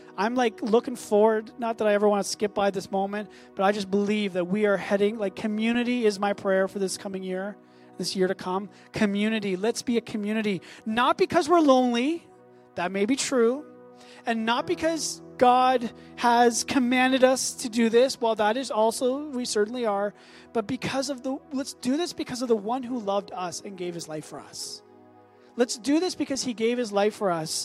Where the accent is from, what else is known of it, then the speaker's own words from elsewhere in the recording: Canada; as a Canadian